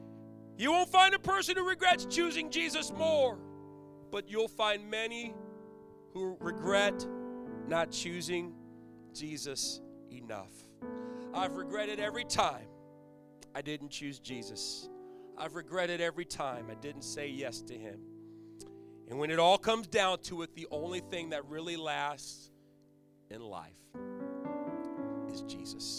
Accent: Virginia Beach, Virginia, United States; moved away as an adult; now in Connecticut, United States; I'm from Virginia Beach area.

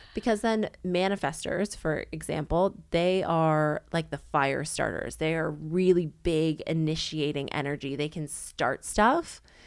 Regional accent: Canada; accent: Canadian; moved away as an adult; now in Sydney, Australia; I'm Canadian, not American

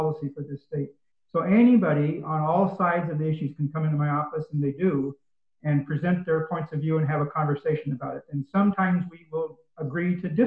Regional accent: Northeastern Oregon, United States; now in Springfield, United States; I grew up in Northeastern Oregon

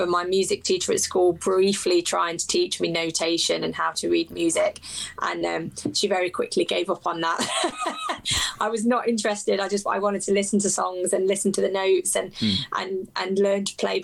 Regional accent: England, United Kingdom; I'm kind of born and raised in England, I do have very strong ties to my Irish heritage

